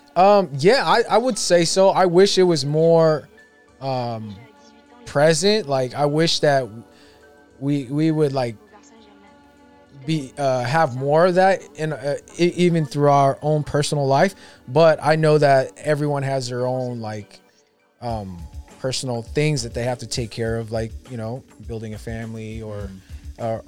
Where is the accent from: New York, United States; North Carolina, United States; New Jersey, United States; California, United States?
California, United States; Sacramento; I grew up in Oak Park, which is like the hood of Sacramento, hood. right? South Sacramento